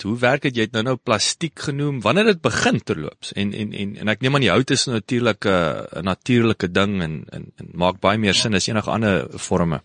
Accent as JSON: {"language": "Afrikaans", "town": "Kenhardt", "region": "Northern Cape", "country": "South Africa", "tie": "born or raised there", "also_born_or_lived": "Worcester", "moved": "yes", "said": "ek is op Kenhardt gebore"}